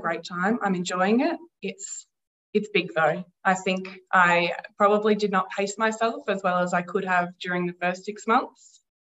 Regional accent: Castlemaine, Victoria, Australia; I was born in Castlemaine. I grew up here. I've lived here for most of my life.

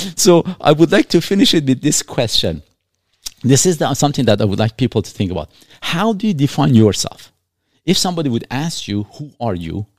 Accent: Iran; moved away; also born or lived in Canada; I'm not an Iranian. I was born in Iran. I'm not a Canadian. I carry a Canadian passport

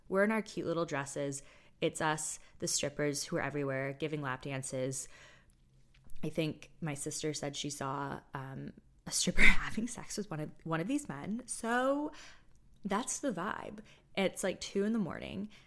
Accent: United States; also born or lived in Toronto; my sister and I grew up in the States primarily

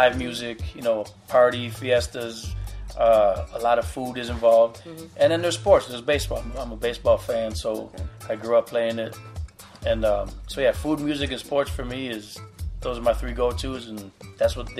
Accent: Chicago, Illinois, United States; I'm from Chicago

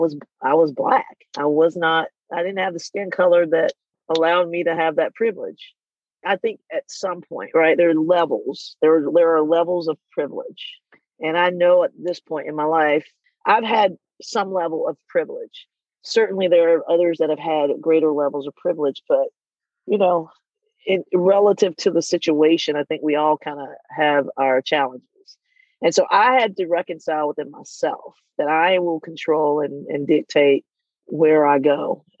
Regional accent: Southern US, United States; You know, growing up in the Bible Belt, in a very religious family, you know, and not really seeing people who were like me, right?

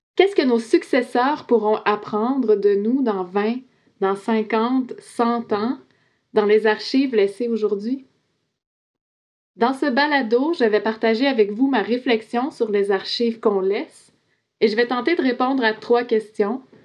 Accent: Quebec, Canada; Je suis québécoise, je suis non autochtone

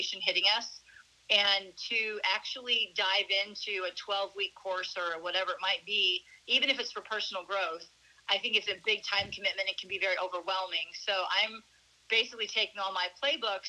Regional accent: St. Louis, Missouri, United States; moved away as an adult; now in Arizona, United States; I was born and raised in St. Louis, Missouri, actually in the suburbs

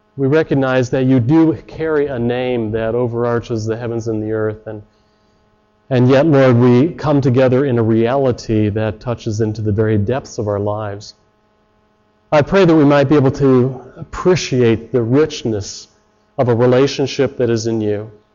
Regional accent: Chicago, Illinois, United States; moved away as an adult; now in Canada; I come from Chicago, and you got to put words in quickly

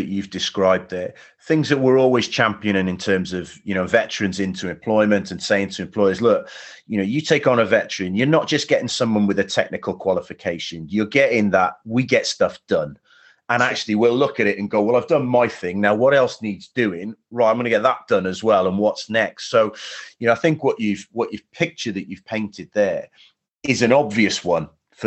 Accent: Cardiff, Wales, United Kingdom; being a boy from Cardiff, being in Welsh

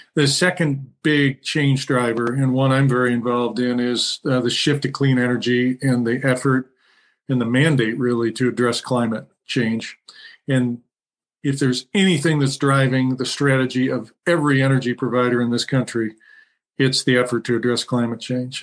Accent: Toledo, Ohio, United States; now in Michigan, United States; I grew up in Toledo

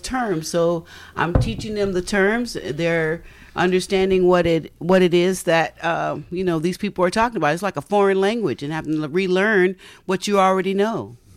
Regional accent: Bay Area, California, United States; also born or lived in Tennessee / Palo Alto / Menlo Park / East Palo Alto; raised in, uh, the Bay Area down on the peninsula

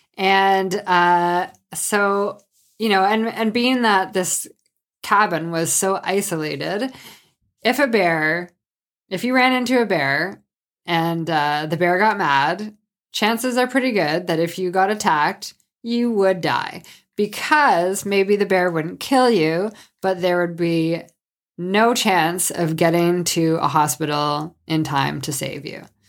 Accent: Sault Ste. Marie, Ontario, Canada; I'm from Sault Ste. Marie, Ontario, which is on Lake Superior

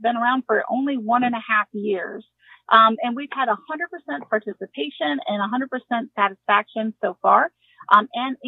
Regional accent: Ohio, United States; I'm from Ohio

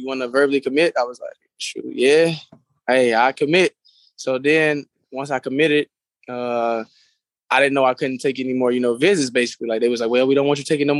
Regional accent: North Carolina, United States; moved away; I'm from North Carolina.

